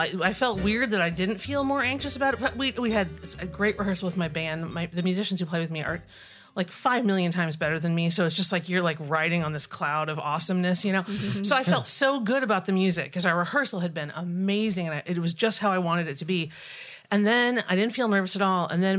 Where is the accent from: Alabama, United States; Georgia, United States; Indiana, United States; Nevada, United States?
Indiana, United States; Southern Indiana.